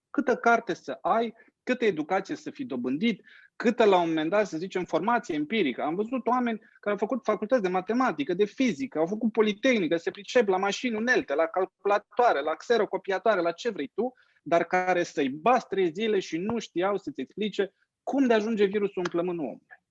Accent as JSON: {"language": "Romanian", "country": "Romania", "tie": "born or raised there", "said": "Eu am crescut în România mucului în batistă și în fular"}